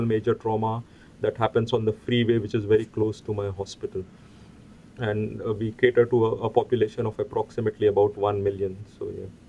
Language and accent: English; India; also born or lived in Queensland, Australia; now in Gold Coast, Australia; I come from India